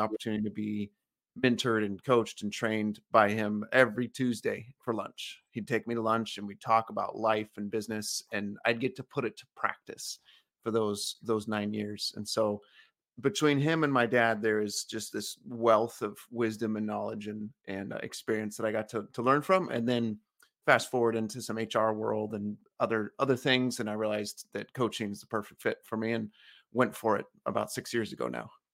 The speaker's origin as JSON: {"language": "English", "region": "California", "country": "United States", "tie": "born or raised there", "said": "I grew up in California on an orange farm"}